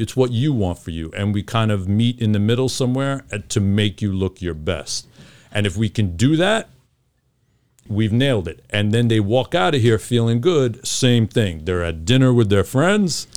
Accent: New York City, New York, United States; growing up in New York

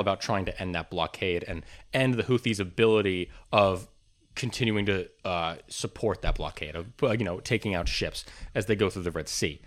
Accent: United States; As an American

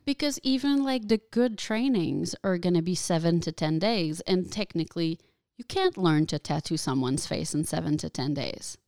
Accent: Quebec, Canada; first language French; English is a second language; now in United States; I'm not French, French. I'm French Canadian

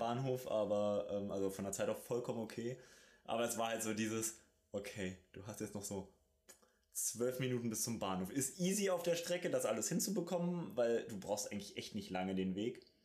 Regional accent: Germany; wir auch als Deutsche

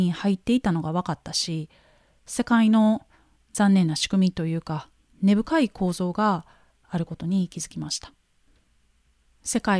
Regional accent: Japan; 私はなんて素晴らしい国に生まれたんだろうかと

